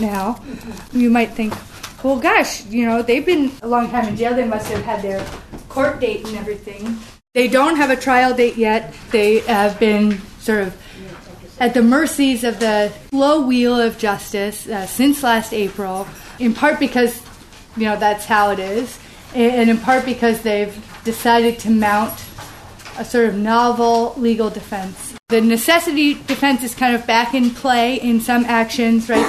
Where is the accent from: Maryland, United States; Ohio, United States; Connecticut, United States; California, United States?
Connecticut, United States; New London; in my hometown of uh, New London, Connecticut